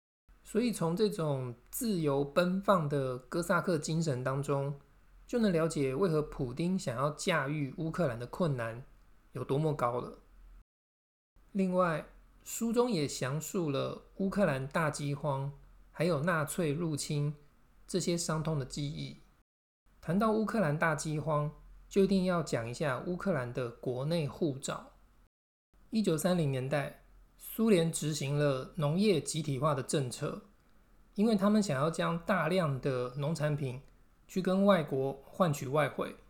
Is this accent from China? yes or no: no; Taiwan; 身为台湾人的我们，更不应该面对困难就放弃。